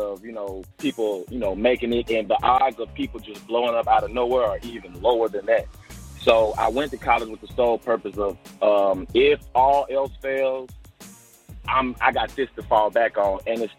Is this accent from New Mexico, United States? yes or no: no; Memphis, Tennessee, United States; also born or lived in Olive Branch, Mississippi / Oxford, Mississippi; Oh, man, I'm from Memphis, Tennessee, you know what I'm saying? Grew up on the east side over there behind Evers Elementary right there on Clearbrook Street. Moved to Olive Branch, which is right across the state line in Mississippi.